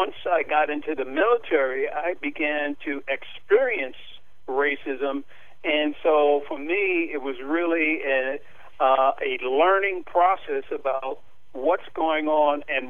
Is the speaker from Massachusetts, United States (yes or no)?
no; New York, United States; I was born and raised in Spanish Harlem